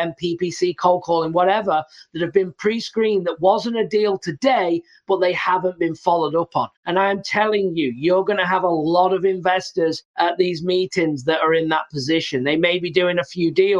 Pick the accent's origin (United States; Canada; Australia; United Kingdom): United Kingdom; England; moved away; I'm from England originally